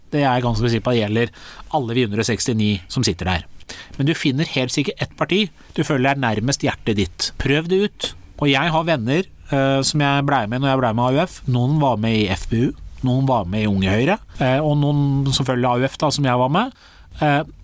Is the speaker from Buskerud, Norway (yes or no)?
yes; Drammen, Buskerud, Norway; Drammen, hjembyen min